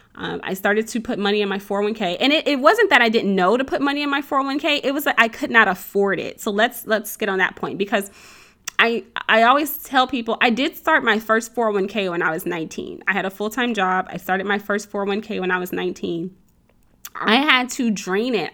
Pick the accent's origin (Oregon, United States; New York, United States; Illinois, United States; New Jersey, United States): Illinois, United States; central; moved away as an adult; also born or lived in Chicago, Illinois; now in Texas, United States; I grew up in the Midwest, so, um, central Illinois, um, Chicago, I, I'm originally from Chicago, we lived in central Illinois